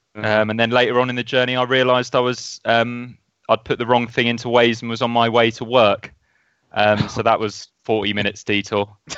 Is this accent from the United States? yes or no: no; Woodbridge, East of England, United Kingdom; I'm from Woodbridge, and there's so many poncy coffee shops with really gourmet sausage rolls.